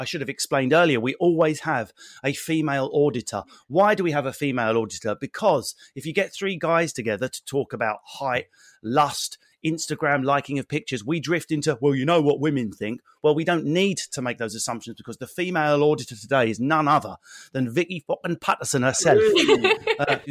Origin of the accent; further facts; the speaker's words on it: England, United Kingdom; being English